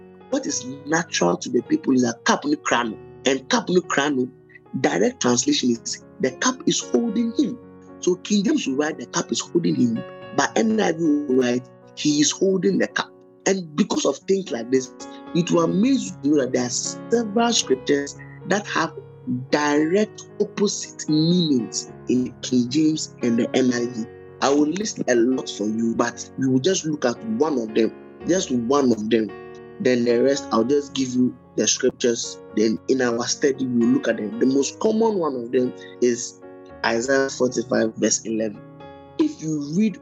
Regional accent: Ghana; I'm a Ghanaian

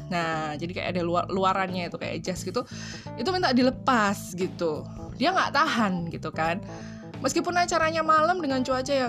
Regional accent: Surakarta, Central Java, Indonesia; aku itu lahir gede di Solo ya asli wong Solo loh aku ini.

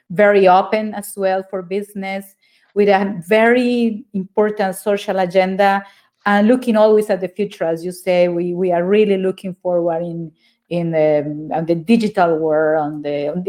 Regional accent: Neiva, Huila, Colombia; I'm from Neiva.

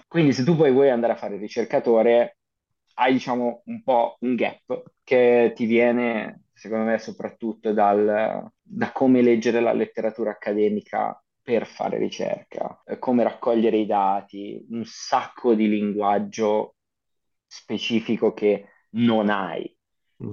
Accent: Vimercate, Lombardy, Italy; moved away as an adult; also born or lived in Ivrea; now in Amsterdam, Netherlands; vengo da, dalla provincia di Milano, in realtà io sono nato a Ivrea, però ci ho vissuto soltanto tre anni e poi sono, sono andato, mi sono trasferito con la mia famiglia a Vimercate

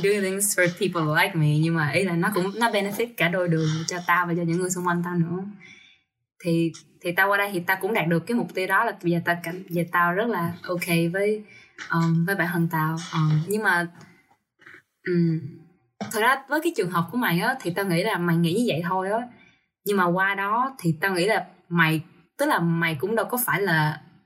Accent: Vietnam; now in United States; tao đến từ Việt Nam

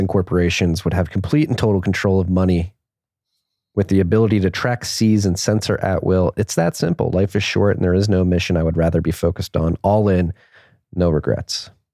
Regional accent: Pennsylvania, United States; I am from Pennsylvania

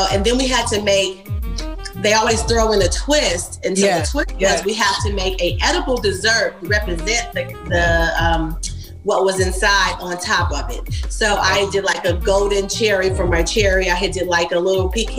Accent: Kentucky, United States; I'm from Kentucky

